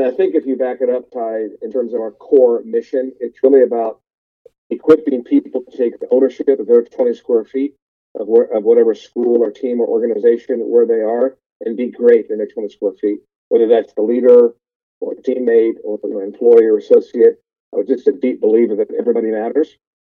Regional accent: Columbus, Ohio, United States; moved away as an adult; also born or lived in Los Angeles; I grew up in Columbus, Ohio, went to Ohio State my first year

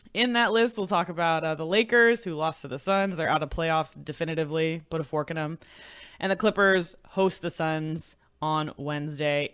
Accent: Pleasanton, California, United States; which is where I went to high school in Pleasanton, California

